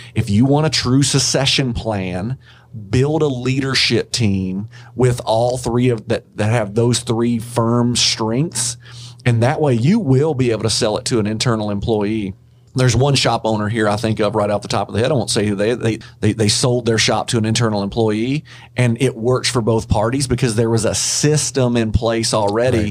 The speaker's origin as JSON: {"language": "English", "region": "Kentucky", "country": "United States", "said": "I'm from Kentucky"}